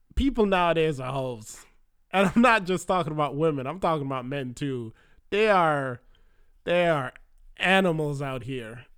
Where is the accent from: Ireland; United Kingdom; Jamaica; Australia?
Jamaica; moved away as an adult; now in United States; we don't have that in Jamaica